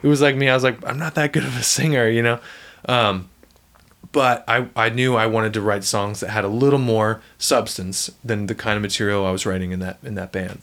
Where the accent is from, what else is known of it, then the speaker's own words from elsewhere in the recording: Franklin, Tennessee, United States; also born or lived in Ocean City, New Jersey; I really grew up in Franklin